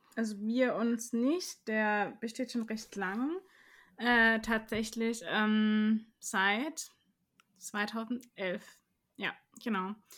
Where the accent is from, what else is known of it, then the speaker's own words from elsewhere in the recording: Karlsruhe, Baden-Württemberg, Germany; ich bin auch Karlsruherin durch und durch, äh, aufgewachsen in Karlsruhe, in Karlsruhe studiert